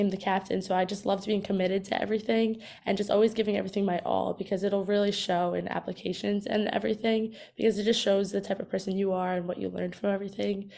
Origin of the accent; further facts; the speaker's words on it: New York City, New York, United States; I'm from New York. I go to high school at Fontbonne Hall Academy in Brooklyn